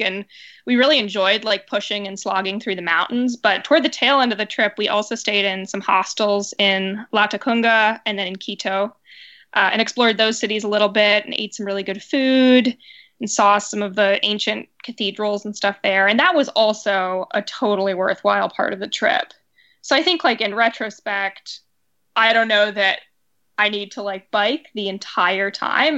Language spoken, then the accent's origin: English; Seattle, Washington, United States; moved away as an adult; also born or lived in Pittsburgh; now in New York, United States; I, I'm from Seattle